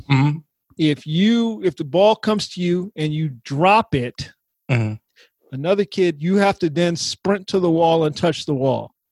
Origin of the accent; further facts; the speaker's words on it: San Antonio, Texas, United States; also born or lived in Germany; No, San Antonio. I went well.